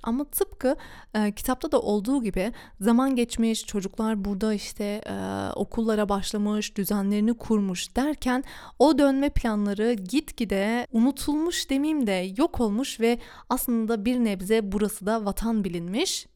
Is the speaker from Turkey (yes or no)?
no; Duisburg, North Rhine-Westphalia, Germany; ben de Almanya'nın Duisburg şehrinde doğdum, büyüdüm ve burada yaşıyorum